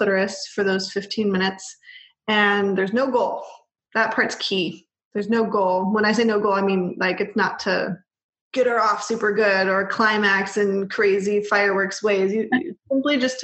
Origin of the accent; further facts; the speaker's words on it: Bay Area, California, United States; I was raised in the Bay Area.